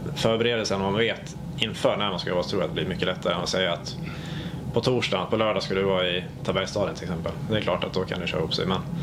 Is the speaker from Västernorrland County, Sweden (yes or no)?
no; Falun, Dalarna County, Sweden; moved away as an adult; also born or lived in Stockholm; now in Växjö, Sweden; från Falun, så jag är uppväxt i Falu